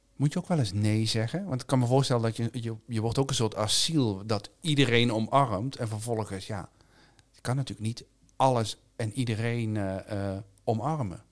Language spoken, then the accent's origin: Dutch; South Limburg, Netherlands; Ik ben zelf opgegroeid in Zuid-Limburg